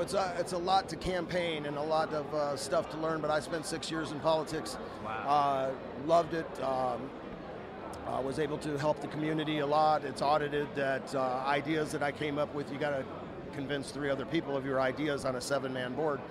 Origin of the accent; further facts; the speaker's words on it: Tampa, Florida, United States; We're in Tampa, my, yeah. my hometown